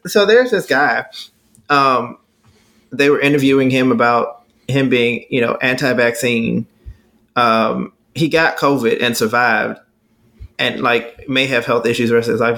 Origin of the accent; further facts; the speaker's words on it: Texas, United States; I'm from Texas.